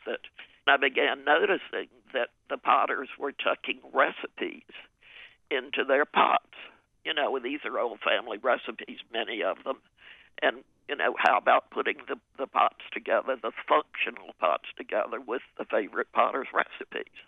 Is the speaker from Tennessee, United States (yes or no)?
no; Raleigh, North Carolina, United States; moved away as an adult; also born or lived in New York City; I grew up in Raleigh, and my mother was a good cook